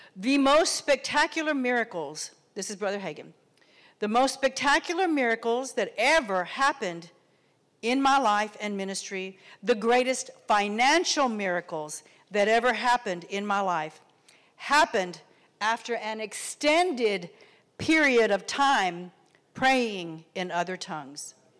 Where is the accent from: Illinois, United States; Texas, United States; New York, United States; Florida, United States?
Texas, United States; moved away; also born or lived in Oklahoma; I come from Texas and lived in Oklahoma and worked for an oil company